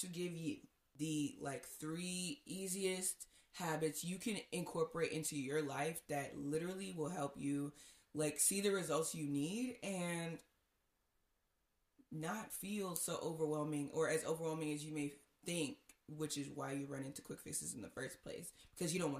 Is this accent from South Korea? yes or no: no; Nigeria; I'm Nigerian.